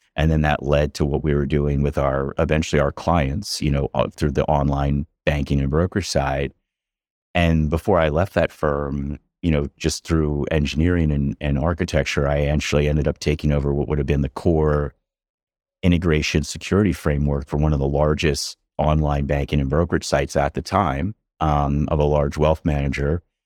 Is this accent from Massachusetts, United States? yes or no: no; outside of Philadelphia, Pennsylvania, United States; growing up outside of Philadelphia, kind of the middle of nowhere, farm country